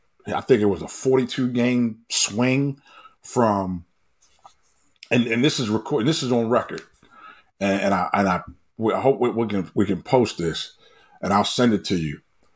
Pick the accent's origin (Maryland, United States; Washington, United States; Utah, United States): Maryland, United States; Baltimore; growing up on Myrtle Avenue in West Baltimore